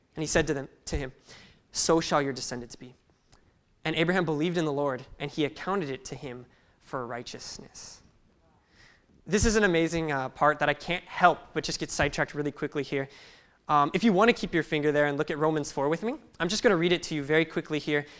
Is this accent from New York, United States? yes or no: no; Salinas, California, United States; I grew up in Salinas, California